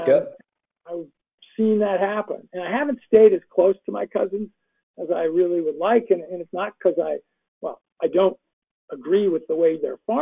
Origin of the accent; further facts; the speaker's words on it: West Coast, United States; moved away; I grew up on the West Coast